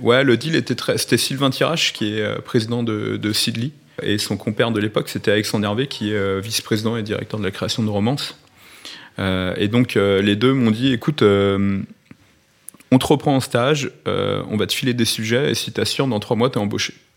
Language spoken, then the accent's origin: French; Lyon, Auvergne-Rhône-Alpes, France; moved away as an adult; now in Paris, France; j'étais de Lyon